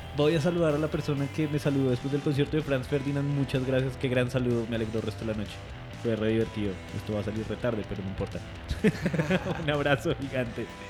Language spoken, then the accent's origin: Spanish; Neiva, Huila, Colombia; moved away; de niño, yo crecí en Neiva un poquito